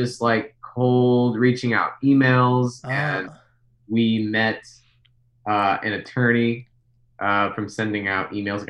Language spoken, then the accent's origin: English; Midwest, United States; I remember a week later, I was at Panda Express, because I'm from the Midwest.